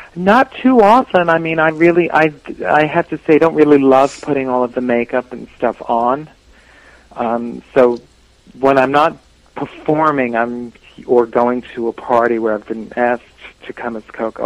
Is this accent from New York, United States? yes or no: yes; New York City, New York, United States; growing up in the Bronx